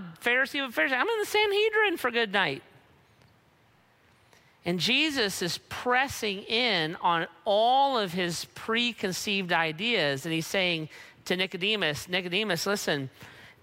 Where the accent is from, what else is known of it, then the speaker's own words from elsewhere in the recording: United States; my North American, United States of America citizenship, my citizenship was acquired through birthright. I was born here